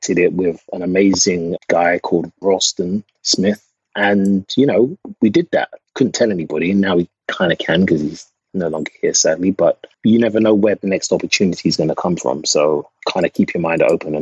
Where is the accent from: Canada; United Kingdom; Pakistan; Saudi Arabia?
United Kingdom; England; moved away as an adult; now in United States; I'm from England.